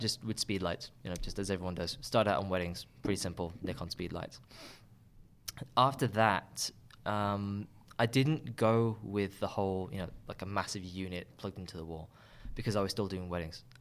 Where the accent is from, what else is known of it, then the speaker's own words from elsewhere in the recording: Birmingham, West Midlands, United Kingdom; now in London, United Kingdom; I had a fairly good experience growing up here